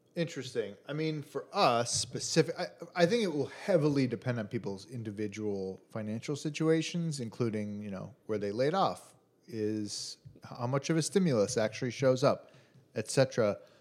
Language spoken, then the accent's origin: English; Chicago, Illinois, United States; from Chicago, from the Midwest